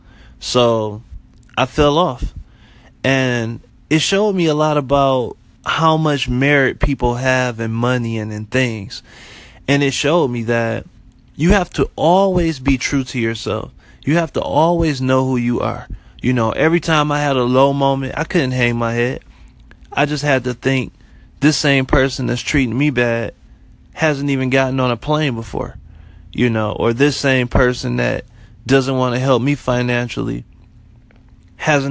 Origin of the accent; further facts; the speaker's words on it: Detroit, Michigan, United States; moved away as an adult; also born or lived in Florida; I'm originally from Detroit, born and raised